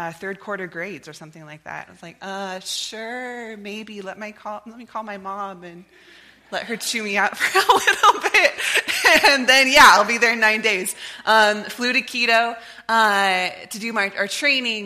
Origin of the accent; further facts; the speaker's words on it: Lewiston, United States; moved away as an adult; also born or lived in Nampa, Idaho; My family moved here when I was in first grade, and I was a part of this church, was raised by this church